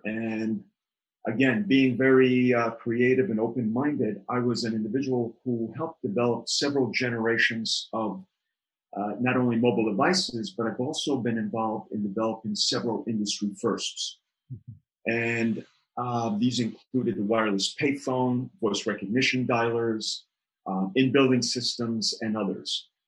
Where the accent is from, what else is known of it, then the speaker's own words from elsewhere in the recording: New York City, New York, United States; I grew up in New York City, and New York City, as you know, was the melting pot of diversity, creativity.